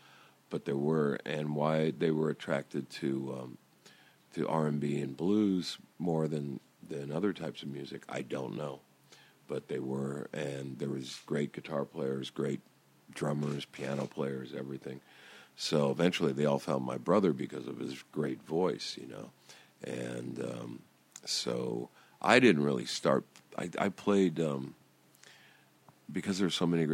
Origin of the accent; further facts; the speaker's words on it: Downey, California, United States; also born or lived in Long Beach; we're guys from Downey